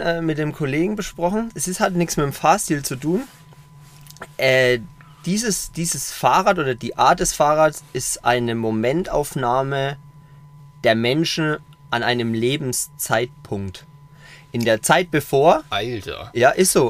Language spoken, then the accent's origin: German; Coburg, Bavaria, Germany; 2016 habe ich ein Burgerrestaurant in meiner Heimatstadt eröffnet in Coburg